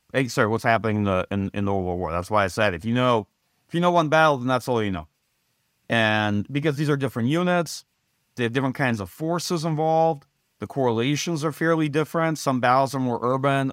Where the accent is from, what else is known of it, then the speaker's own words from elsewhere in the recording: United States; speaking as an American